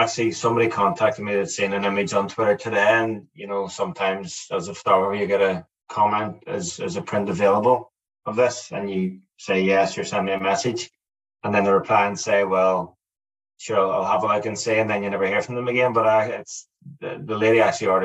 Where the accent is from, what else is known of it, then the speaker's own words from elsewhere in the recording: Ireland; I'm Irish